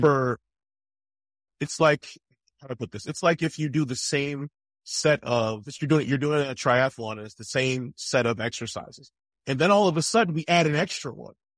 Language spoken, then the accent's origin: English; East Coast, United States; I grew up on the East Coast